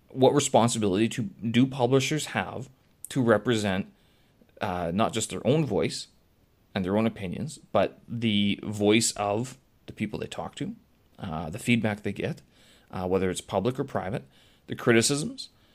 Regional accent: Canada; now in China; I'm Canadian.

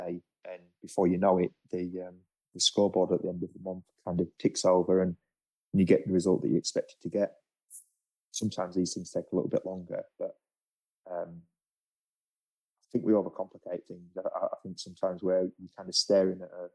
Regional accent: England, United Kingdom; now in Australia; being an Englishman

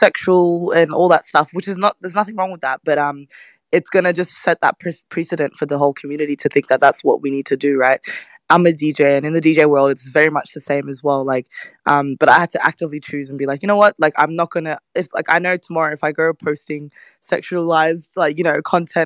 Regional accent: Australia; I'm from Australia

